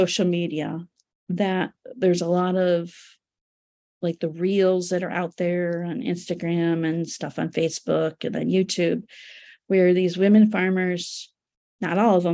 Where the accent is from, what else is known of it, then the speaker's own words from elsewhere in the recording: United States; also born or lived in Turkey; as an American and a woman